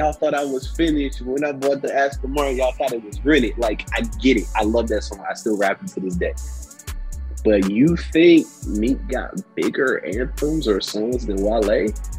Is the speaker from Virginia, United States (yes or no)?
yes; Chesapeake, Virginia, United States; I'm from Chesapeake, Virginia.